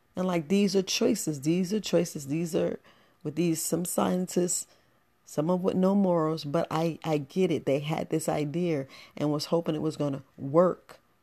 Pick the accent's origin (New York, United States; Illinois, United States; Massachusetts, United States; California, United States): New York, United States; New York City; I grew up in the Boogie Down Bronx